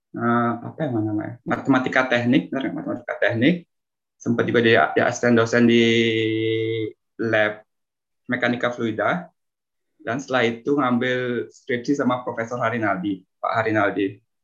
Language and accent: Indonesian; Bali, Indonesia; moved away as an adult; also born or lived in Depok, Indonesia; now in Italy; lahir di Bali, besar di Bali